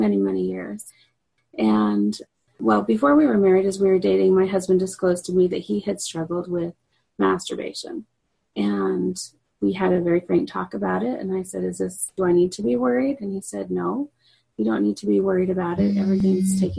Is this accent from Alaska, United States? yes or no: no; Utah, United States; also born or lived in Guatemala; I grew up originally in Utah